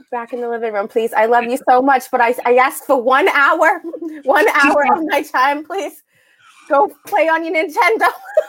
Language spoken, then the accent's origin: English; Weymouth, Massachusetts, United States; I'm from South Weymouth.